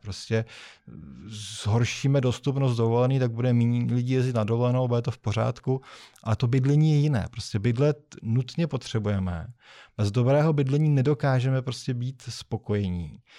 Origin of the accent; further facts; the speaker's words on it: Czechia; my jsme v Češi